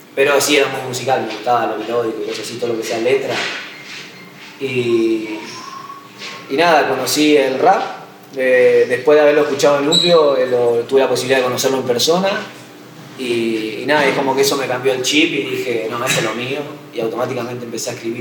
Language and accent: Spanish; Gálvez, Santa Fe, Argentina; also born or lived in Coronda; yo no nací en Coronda, viví como hasta los 15 años en Galve, que es donde vive mi vieja y, y todos mis hermanos